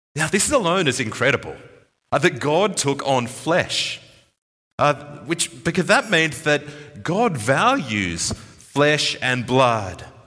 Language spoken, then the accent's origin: English; Sydney, New South Wales, Australia; moved away; my hometown, uh, Sydney